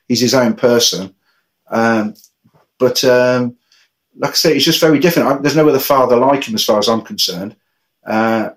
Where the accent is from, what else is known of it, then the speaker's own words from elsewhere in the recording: Coventry, West Midlands, United Kingdom; I was raised in Coventry with my brother and sister